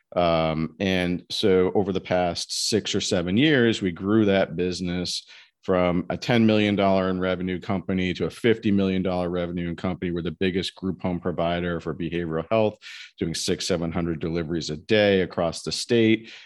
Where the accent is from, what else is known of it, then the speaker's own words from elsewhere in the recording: Massachusetts, United States; also born or lived in New Jersey / Simsbury, Connecticut; I'm from Massachusetts originally.